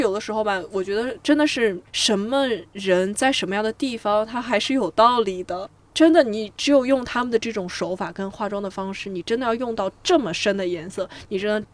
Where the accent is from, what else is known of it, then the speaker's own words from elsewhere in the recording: China; 我们中国人